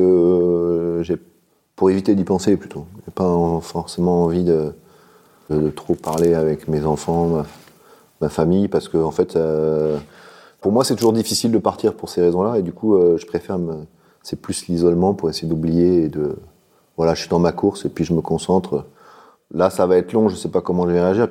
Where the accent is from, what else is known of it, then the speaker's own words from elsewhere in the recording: Finistère, Brittany, France; also born or lived in Paris; je suis né à Paris, mais j'ai habité ah. euh, dans le Finistère tout le temps